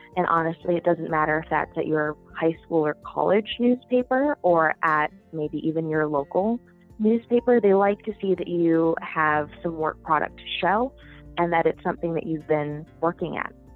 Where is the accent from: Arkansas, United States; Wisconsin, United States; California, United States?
Wisconsin, United States; near Green Bay; moved away as an adult; also born or lived in New York; now in Washington, D.C., United States; I'm actually from Wisconsin. I grew up in a fairly small city uh, up by Green Bay